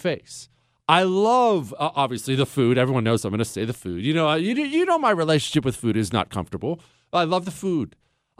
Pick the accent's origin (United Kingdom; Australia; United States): United States; Ohio; moved away; also born or lived in Montana; I grew up in Ohio, Rust Belt, Ohio, and then Montana